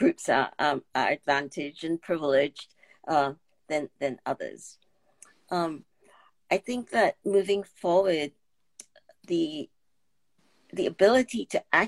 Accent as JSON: {"language": "English", "country": "Singapore", "tie": "born or raised there", "moved": "as an adult", "lives_now": "United States", "said": "growing up in Singapore"}